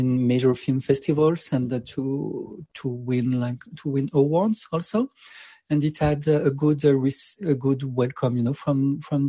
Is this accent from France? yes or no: yes; France; moved away; I come from France, and I was raised like in a city which is like more in a suburb